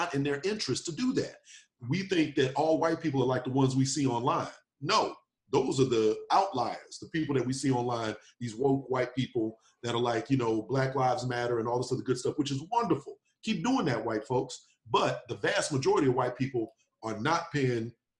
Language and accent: English; Texas, United States; moved away; I'm originally from Texas